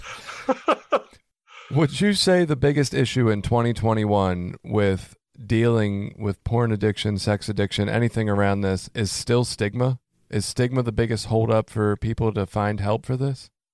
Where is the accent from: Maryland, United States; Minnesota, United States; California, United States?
Maryland, United States; Baltimore; moved away; I come from Baltimore originally